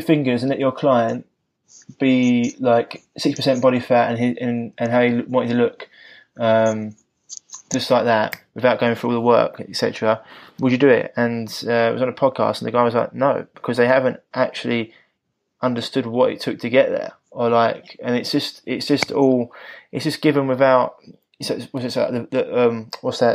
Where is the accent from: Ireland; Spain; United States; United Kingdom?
United Kingdom; London; being a Londoner, I do speak quick, and I can drop certain letters out